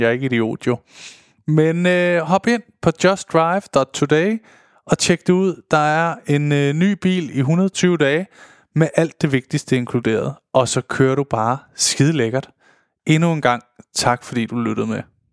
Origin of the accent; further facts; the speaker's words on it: Denmark; som danskere